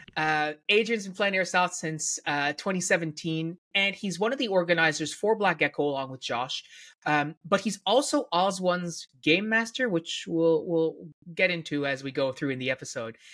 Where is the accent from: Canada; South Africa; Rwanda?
Canada; Newfoundland and Labrador; as a Newfoundlander